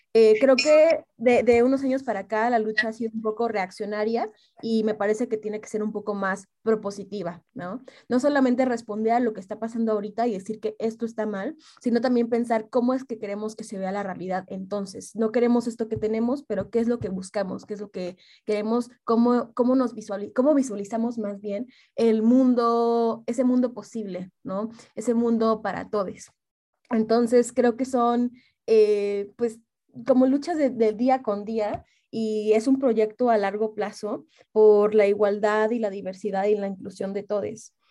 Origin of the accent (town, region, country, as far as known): Mexico